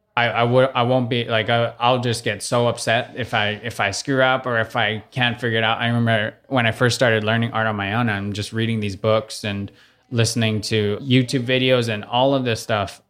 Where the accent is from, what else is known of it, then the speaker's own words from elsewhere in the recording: Oahu, Hawaii, United States; moved away as an adult; also born or lived in New York; I grew up in Kahulu, so it's right around the corner from the country's more side of, of the windward, uh, side